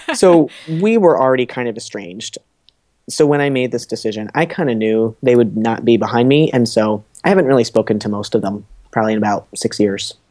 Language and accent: English; New Jersey, United States; moved away as an adult; also born or lived in Boston; I'm from New Jersey